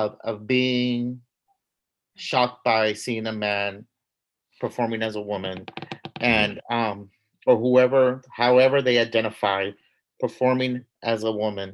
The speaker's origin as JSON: {"language": "English", "town": "San Antonio", "region": "Texas", "country": "United States", "tie": "born or raised there", "said": "I grew up in San Antonio"}